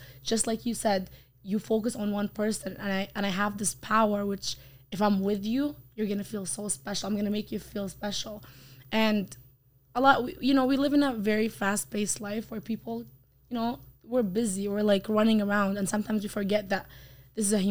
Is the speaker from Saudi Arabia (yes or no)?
yes; Saudi Arabia; English is a second language; moved away as an adult; now in Canada; I was raised in Saudi Arabia